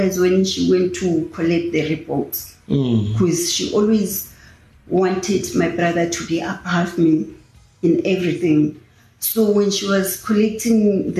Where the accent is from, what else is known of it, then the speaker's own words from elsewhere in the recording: South Africa; I was born here in Tarfandin. I grew up in Tarfandin.